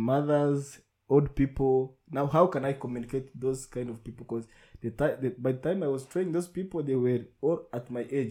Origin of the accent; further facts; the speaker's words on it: Rusizi, Western Province, Rwanda; moved away as an adult; now in Kigali, Rwanda; I'm from Rusizi.